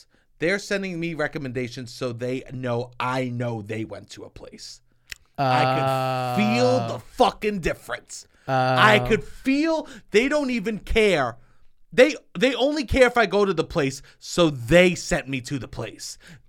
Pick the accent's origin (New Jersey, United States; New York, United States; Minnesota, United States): New York, United States; Staten Island; I'm from Staten Island going on a trip with my father.